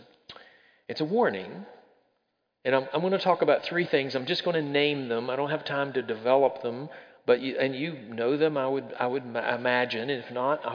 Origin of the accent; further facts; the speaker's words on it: the South, United States; I'm from the South. Growing up in the South, we think we're wiser than anybody else out there is